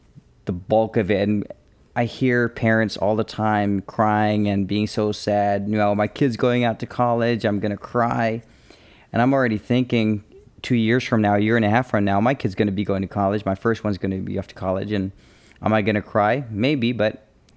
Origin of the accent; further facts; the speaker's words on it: England, United Kingdom; moved away; I was born in England